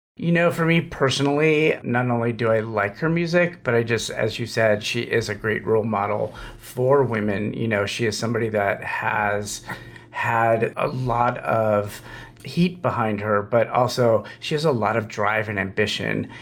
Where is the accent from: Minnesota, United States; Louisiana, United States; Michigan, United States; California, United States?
California, United States; Los Angeles; as a kid, I grew up in Los Angeles